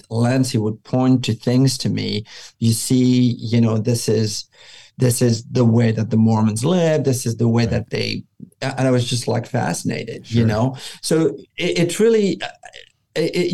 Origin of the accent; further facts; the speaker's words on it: France; moved away; I grew up in France